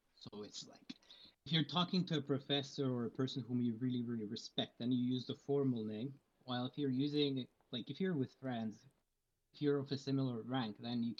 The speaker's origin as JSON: {"language": "English", "region": "Moscow", "country": "Russia", "tie": "born or raised there", "moved": "yes", "lives_now": "Connecticut, United States", "said": "Yeah, I was born in Moscow. I'm originally from Russia."}